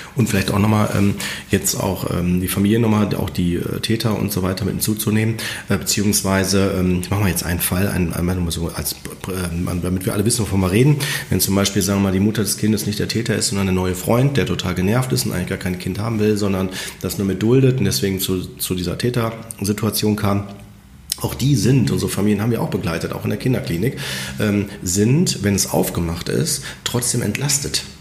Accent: Germany; bei uns in Deutschland

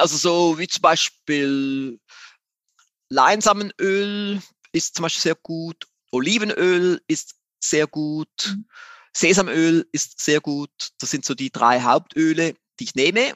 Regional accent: Switzerland; ich bin ein Schweizer, wie man mhm. so hört

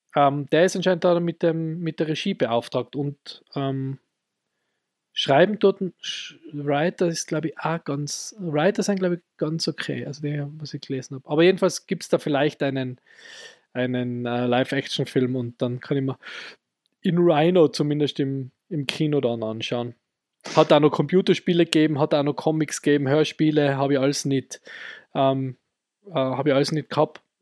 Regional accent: Innsbruck, Tyrol, Austria; bei uns in Innsbruck

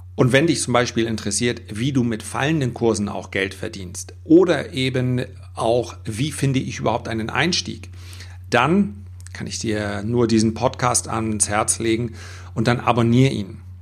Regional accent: Germany; bei uns in Deutschland

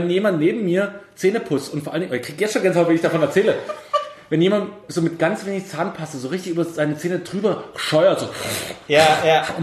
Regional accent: East Germany, Germany; oder ich bin ja äh, Ossi-Kind und habe im Kindergarten äh, quasi sechs, sieben Jahre meines Lebens verbracht. Und da hast du ja im Kindergarten, in so einem richtig schönen Ostkindergarten

